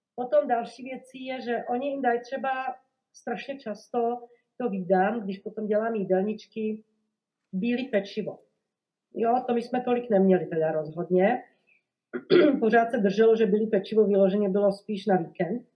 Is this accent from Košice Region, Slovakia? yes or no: yes; Košice, Košice Region, Slovakia; Czech is a second language; moved away as an adult; now in Prague, Czech Republic; Já vlastně nejsem Čech, já jsem rodilá Slovenka a jsem z Košic eh, na východním Slovensku. Je to teda druhé největší město na Slovensku. A tam jsem vlastně prožila celé dětství, mládí, Gimpl